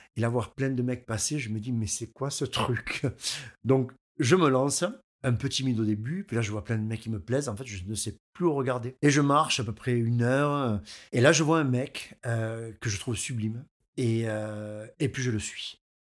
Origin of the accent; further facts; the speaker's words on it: Aigues-Mortes, Occitania, France; je suis d'Aigues-Mortes, je suis un local